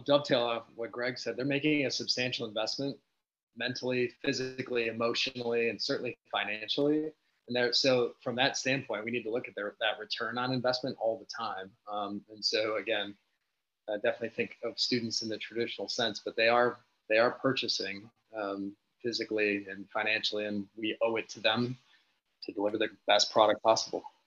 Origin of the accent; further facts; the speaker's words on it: Michigan, United States; I'm from Michigan